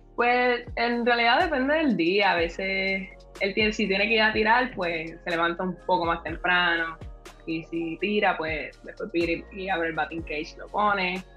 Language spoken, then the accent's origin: Spanish; Carolina, Puerto Rico; yo soy acá de Carolina